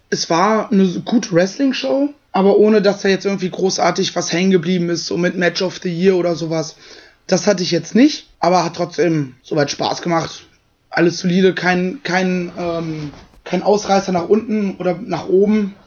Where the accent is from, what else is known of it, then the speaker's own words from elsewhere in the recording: Germany; Ich bin froh, in Deutschland geboren und zu sein und hier zu leben